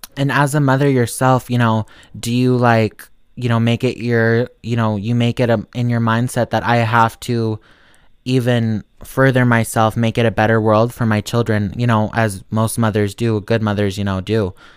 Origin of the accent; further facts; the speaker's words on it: Montana, United States; I'm from Montana